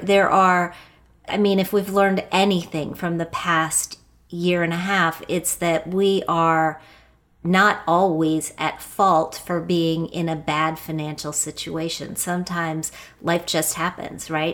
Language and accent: English; Wheeling, West Virginia, United States; I grew up in Wheeling, West Virginia.